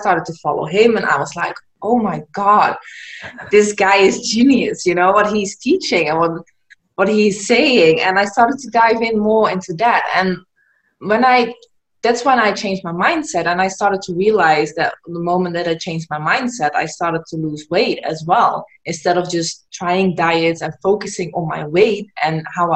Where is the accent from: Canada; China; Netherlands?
Netherlands; moved away as an adult; now in Gran Canaria, Spain; I'm originally from the Netherlands, but I moved to Gran Canaria.